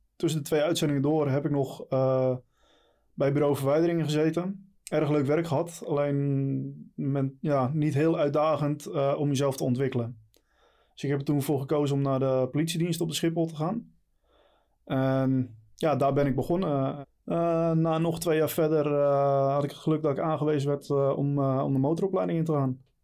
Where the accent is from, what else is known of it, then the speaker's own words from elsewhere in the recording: Texel, North Holland, Netherlands; moved away as an adult; now in Leiden, Netherlands; 38 jaar, geboren en getogen op Texel.